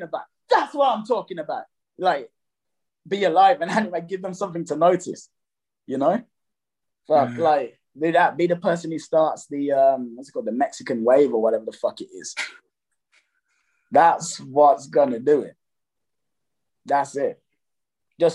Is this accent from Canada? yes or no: no; Jamaica; I'm Jamaican